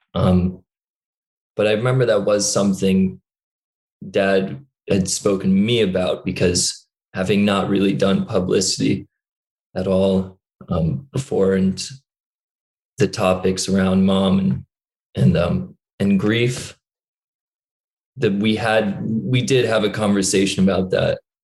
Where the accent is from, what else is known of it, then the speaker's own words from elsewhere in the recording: New York, United States; accent: American; also born or lived in Dublin; I grew up in New York, but a lot of people say I have this kind of Californian stoner accent